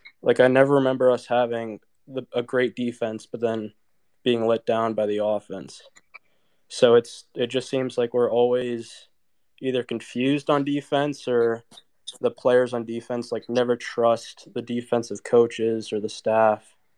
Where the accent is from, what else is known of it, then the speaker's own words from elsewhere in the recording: Virginia, United States; also born or lived in Indiana; Graduated last year from Purdue, and then I'm from Virginia, so right now I'm at Virginia Tech. I'm doing grad school